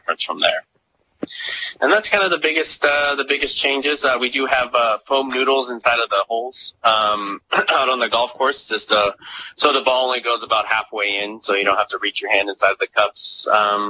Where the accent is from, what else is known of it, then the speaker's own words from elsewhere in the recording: Lindsay, California, United States; moved away as an adult; now in Monterey County, United States; So I'm from the Central Valley, a little town called Lindsay.